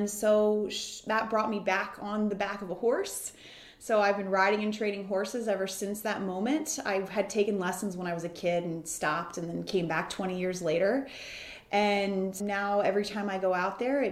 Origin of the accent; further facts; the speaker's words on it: Baltimore, Maryland, United States; also born or lived in Washington, D.C.; my experience living in a row home in the heart of the city in Washington, D.C. was very different than when we moved to the suburbs of Baltimore when I was in first grade